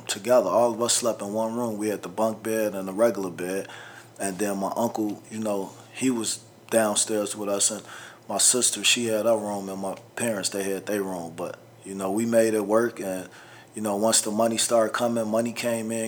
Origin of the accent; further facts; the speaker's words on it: Bellwood, Illinois, United States; also born or lived in Chicago, Illinois; I lived in Bellwood 10 years of my life. But I was born in Cook County Hospital. Raised on Ferdinand and Avers, then Chicago Avenue in Mayfield. When I was 5 and a half, we moved to Bellwood. When I was 14, they kicked me out